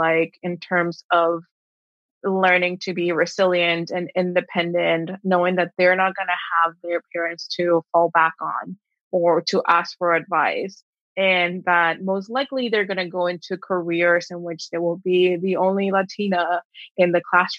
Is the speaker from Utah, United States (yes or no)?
no; Texas border, United States; moved away as an adult; also born or lived in Mexico / New York; I am originally from Mexico, now from the, you know, / Texas border, and grew up in a very small town where everyone is expected to stay here